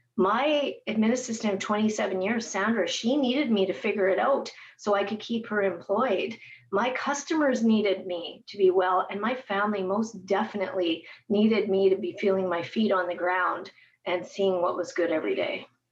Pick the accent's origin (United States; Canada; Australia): Canada; Edmonton, Alberta; moved away as an adult; also born or lived in Biggar, Saskatchewan / Winnipeg, Manitoba; now in Regina, Canada; I was raised in Edmonton, my dad moved me from Bigger to Edmonton.